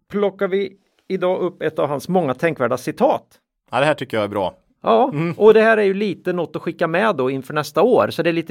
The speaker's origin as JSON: {"language": "Swedish", "town": "Linköping", "region": "Östergötland", "country": "Sweden", "said": "vi är från Linköping."}